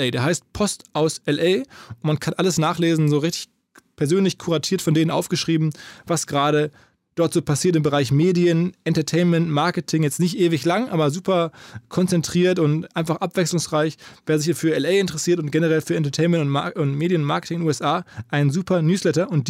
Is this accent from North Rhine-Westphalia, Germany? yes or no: yes; North Rhine-Westphalia, Germany